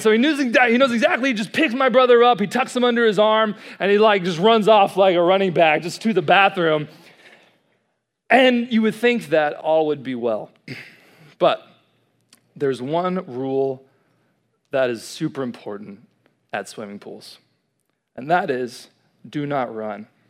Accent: College Station, Texas, United States; moved away as an adult; now in Dallas, United States; I'm from Dallas, but I originally grew up right here in College Station, Texas

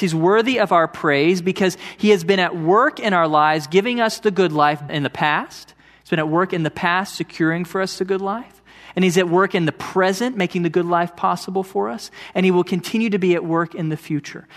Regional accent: Tomball, Texas, United States; also born or lived in College Station, Texas / Georgetown; I grew up in Tomball, about an hour south of here, and then I came to Texas A and M to study engineering

